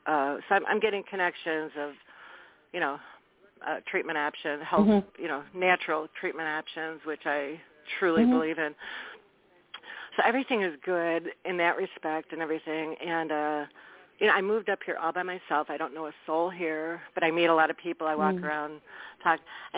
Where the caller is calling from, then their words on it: Wisconsin, United States; This is …. I'm calling from Wisconsin.